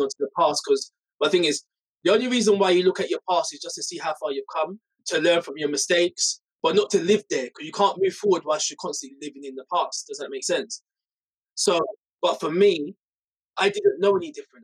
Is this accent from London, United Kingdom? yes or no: yes; London, United Kingdom; I was brought up in Hackney